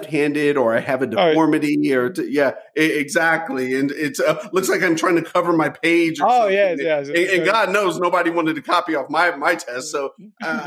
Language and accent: English; United States; growing up in the United States in the 70s being mixed race